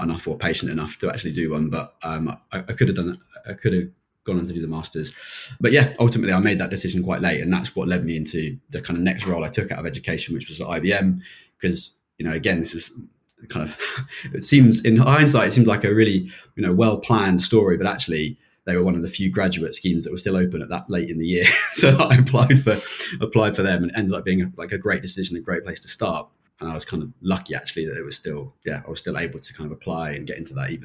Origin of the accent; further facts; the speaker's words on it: Chiltern Hills, Chesham, Amersham area, South East England, United Kingdom; moved away as an adult; also born or lived in Manchester; now in London, United Kingdom; I grew up in the Chiltern Hills, so Chesham, Amersham area